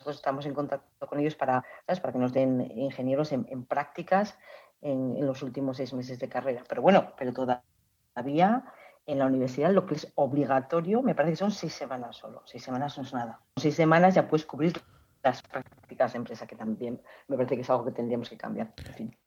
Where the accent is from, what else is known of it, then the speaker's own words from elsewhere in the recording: Oviedo, Asturias, Spain; moved away; nací en Oviedo, em, estudié en las Teresianas